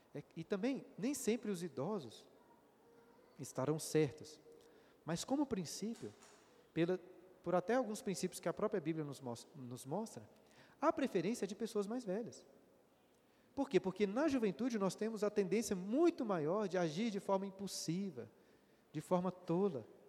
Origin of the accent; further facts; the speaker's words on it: Brazil; nós brasileiros